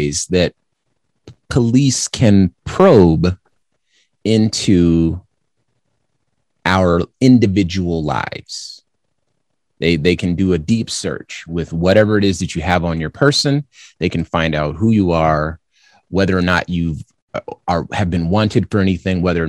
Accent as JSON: {"language": "English", "region": "California", "country": "United States", "moved": "yes", "lives_now": "Arizona, United States", "said": "I'm from California, and I live in Arizona"}